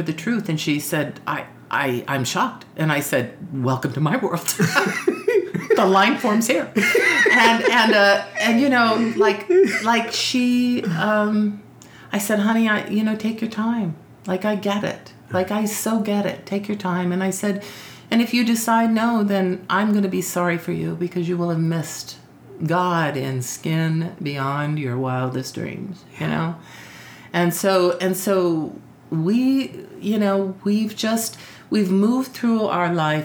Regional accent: Arizona, United States; moved away as an adult; also born or lived in San Antonio; I grew up in Arizona

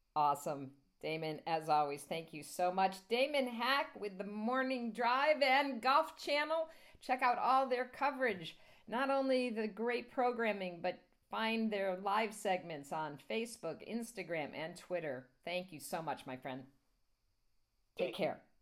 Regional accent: New York City, New York, United States; as a New Yorker

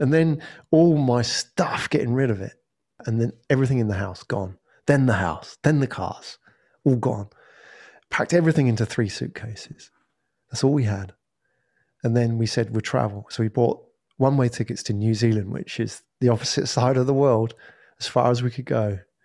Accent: England, United Kingdom; moved away as an adult; also born or lived in Japan; now in Singapore; I am originally from England

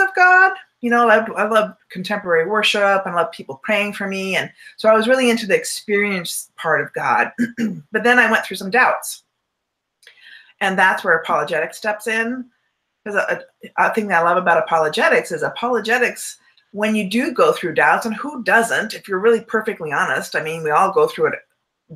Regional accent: Southern California, United States; I was raised in Southern California

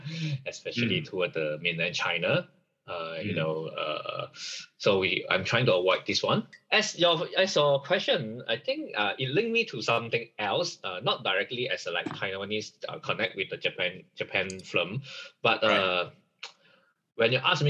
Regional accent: Malaysia; first language Chinese; English is a second language; for us, we are third generation in Malaysia as a Chinese

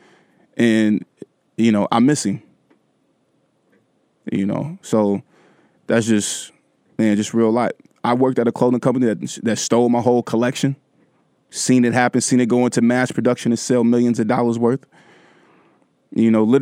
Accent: Vallejo, California, United States; my hometown stuff

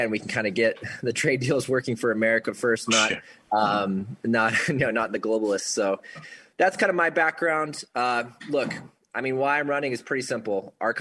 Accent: Utah, United States; I grew up here in Utah

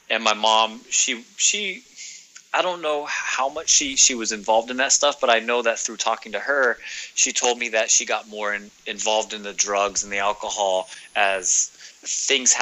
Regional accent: Northern California, United States; now in Southern California, United States; I'm originally from Northern California. I currently reside in Southern California.

